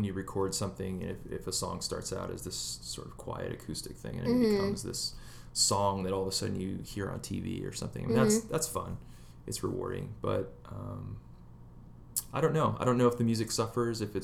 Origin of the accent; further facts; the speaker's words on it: East Coast, United States; now in Southern California, United States; we're all from the East Coast